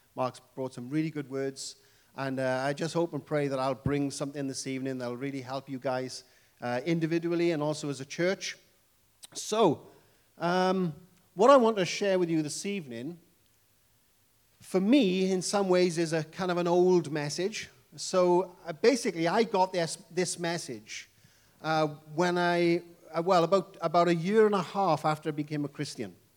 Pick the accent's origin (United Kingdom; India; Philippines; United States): United Kingdom; Wales; accent: Welsh English; I come from the lovely country called Wales